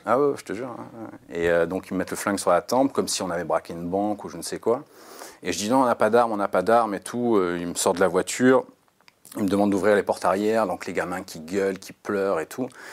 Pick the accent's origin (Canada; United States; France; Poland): France